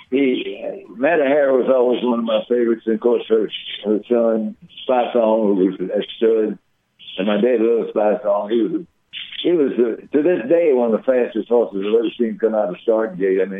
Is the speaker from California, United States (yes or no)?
no; Lexington, Kentucky, United States; I grew up on Dixiana Farm, which is uh, just a 20, 25 minute bike ride.